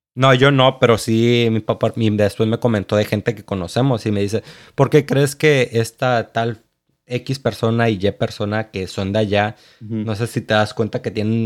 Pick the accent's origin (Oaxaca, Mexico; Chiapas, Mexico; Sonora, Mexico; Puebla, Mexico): Chiapas, Mexico; Tapachula; moved away; also born or lived in United States (birthplace); yo me fui a vivir con papá a Chiapas. Tengo doble nacionalidad y pues, y pues ahí me crié.